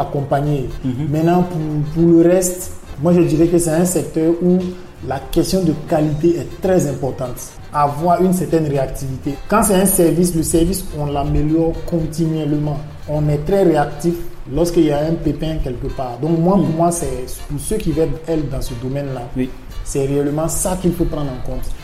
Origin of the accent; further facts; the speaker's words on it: Burkina Faso; first language Mooré; French is a second language; ma langue maternelle, c'est le, le moré de, l'ethnie Mossi du Burkina Faso